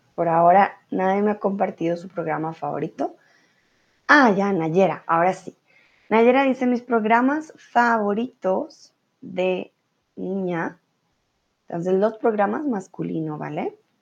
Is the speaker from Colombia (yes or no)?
yes; Colombia; Yo soy de Colombia